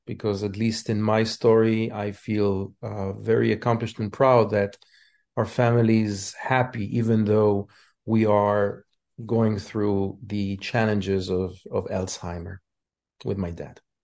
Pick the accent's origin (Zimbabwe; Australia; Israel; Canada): Israel; moved away as an adult; now in United States; I immigrated from Israel.